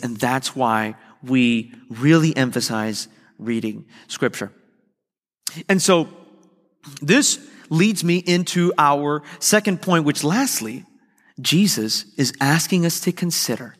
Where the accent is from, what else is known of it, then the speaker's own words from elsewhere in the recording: Miami, Florida, United States; moved away as an adult; now in West Palm Beach, United States; I was leaving the church that I discovered my calling in, I had discovered that I would, God had called me to ministry. I'd grown up there